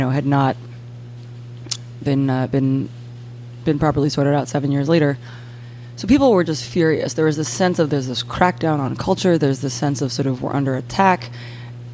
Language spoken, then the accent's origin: English; Boston, Massachusetts, United States; now in New Orleans, United States; I'm originally from Boston